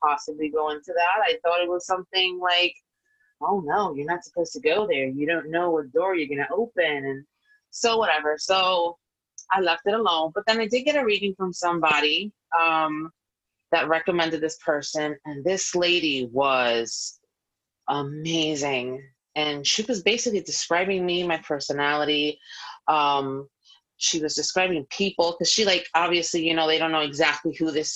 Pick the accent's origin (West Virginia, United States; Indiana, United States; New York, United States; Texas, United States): New York, United States; now in Florida, United States; I am a New Yorker at heart, forever will always be. But I am in Florida at the moment